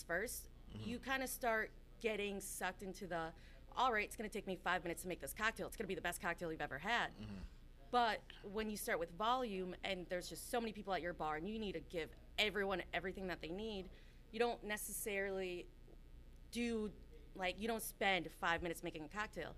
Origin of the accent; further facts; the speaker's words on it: Berlin, Connecticut, United States; also born or lived in Bogota, Colombia; now in Hartford, United States; I was born in Bogota, Colombia, and I essentially moved here when I was about 6 years old, lived in Berlin, Connecticut, raised there